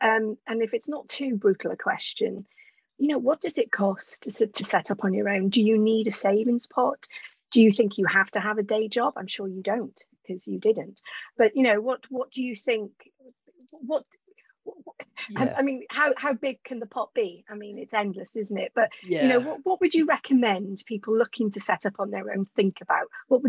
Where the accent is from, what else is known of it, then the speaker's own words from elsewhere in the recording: United Kingdom; we're also British